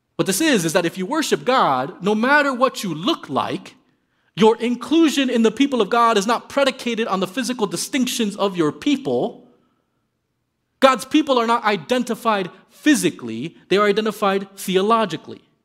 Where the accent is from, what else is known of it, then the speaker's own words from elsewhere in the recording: Miami, Florida, United States; moved away as an adult; also born or lived in Midwest; I grew up in Miami, Florida.